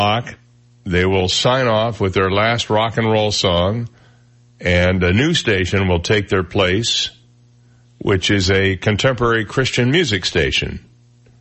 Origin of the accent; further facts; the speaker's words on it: Flint, Michigan, United States; now in Southwest Florida, United States; I grew up in Flint, Michigan